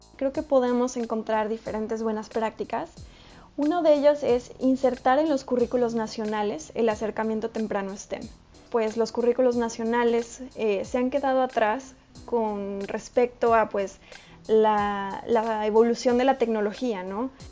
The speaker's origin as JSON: {"language": "Spanish", "country": "Mexico", "said": "yo soy mexicana, entonces este, pongo ahí el ejemplo de mi país"}